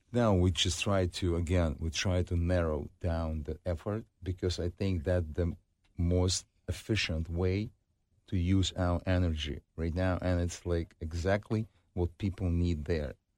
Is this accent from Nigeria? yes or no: no; Ukraine; moved away; I grew up in Ukraine, I live more, a little bit over my, half of my life in Ukraine